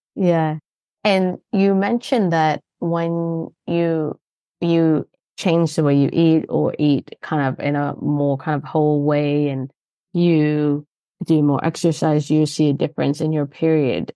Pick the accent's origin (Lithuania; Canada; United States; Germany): Canada; moved away as an adult; now in London, United Kingdom; I'm Canadian, so I've lived here for twenty years